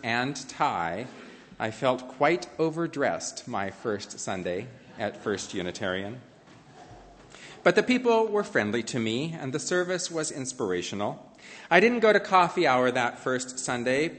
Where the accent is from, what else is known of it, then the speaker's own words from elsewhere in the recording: Montana, United States; moved away as an adult; also born or lived in Portland, Oregon; I left my home state of Montana to try living in Portland, Oregon.